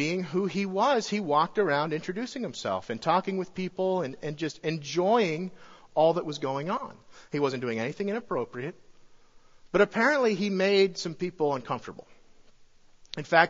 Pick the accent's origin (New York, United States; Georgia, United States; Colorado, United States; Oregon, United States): Colorado, United States; moved away; I'm from Colorado